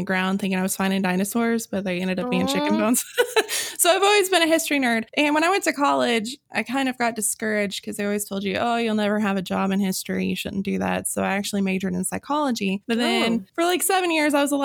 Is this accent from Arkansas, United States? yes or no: yes; Arkansas, United States; I'm from Arkansas and I have a psychology degree from Arkansas